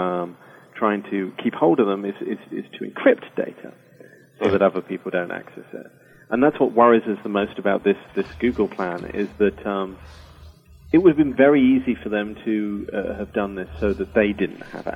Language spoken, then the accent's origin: English; United Kingdom; accent: British